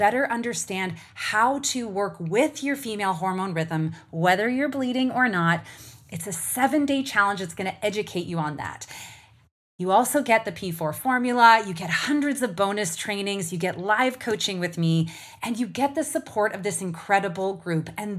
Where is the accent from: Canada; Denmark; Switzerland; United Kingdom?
Canada; moved away; also born or lived in United States; we're both Canadian Americans